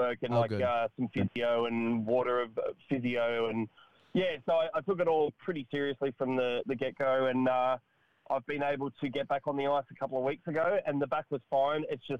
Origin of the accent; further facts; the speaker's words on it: Sydney, New South Wales, Australia; also born or lived in Katoomba, Blue Mountains; I'm Sydney, Katoomba born, Sydney bred. Grew up in Sydney.